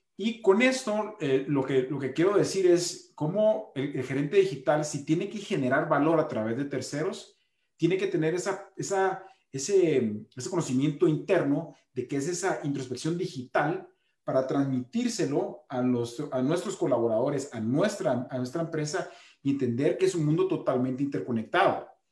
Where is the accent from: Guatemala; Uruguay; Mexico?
Guatemala; como guatemalteco